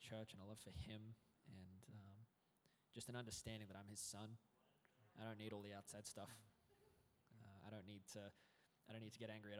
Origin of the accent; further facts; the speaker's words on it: Brisbane, Queensland, Australia; also born or lived in New South Wales; we moved from New South Wales to Brisbane, and ended up living with that grandma for a little bit